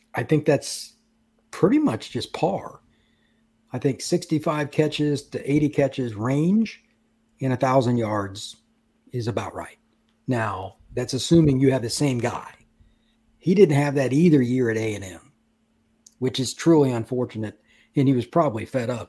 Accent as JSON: {"language": "English", "region": "Indiana", "country": "United States", "tie": "born or raised there", "said": "I grew up in Indiana"}